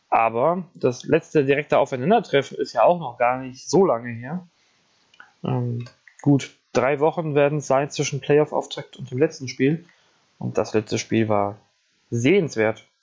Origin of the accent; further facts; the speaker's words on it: Giessen, Hesse, Germany; Ähm, ja, da dürften wir Tag. auch nicht miteinander reden, glaube ich, als Gießener